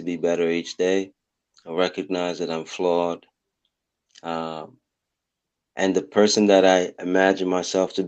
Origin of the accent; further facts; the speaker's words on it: Haiti; now in United States; When we were in Haiti, I have two siblings that were in Haiti with me.